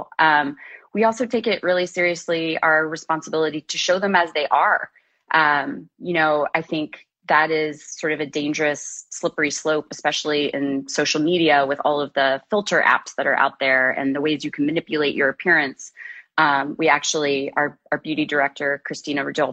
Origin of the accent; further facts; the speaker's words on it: Kansas City, United States; I grew up in the Midwest in Kansas City playing sports, basketball, tennis, and soccer.